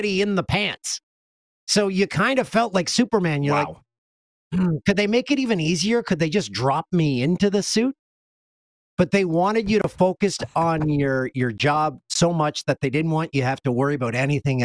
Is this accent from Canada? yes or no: yes; Canada; also born or lived in Los Angeles; as a true Canadian